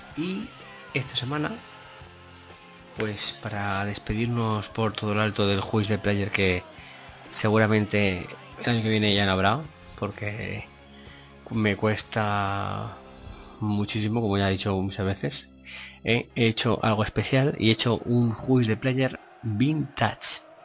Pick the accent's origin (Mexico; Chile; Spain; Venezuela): Spain; Aragon; soy de Aragón